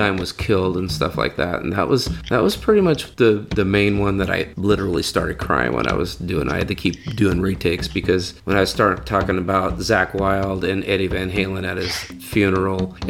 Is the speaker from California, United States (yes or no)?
yes; Fresno, California, United States; I'm from Fresno